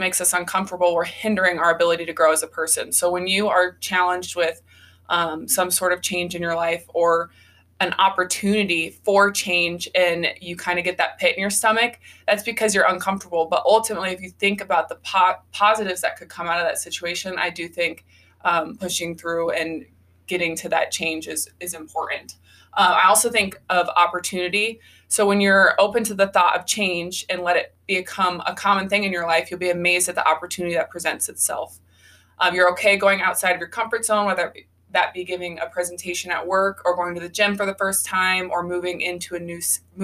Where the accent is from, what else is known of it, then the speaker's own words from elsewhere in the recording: Iowa, United States; I was born and raised in Iowa. So I just like, okay, I'll stay in Iowa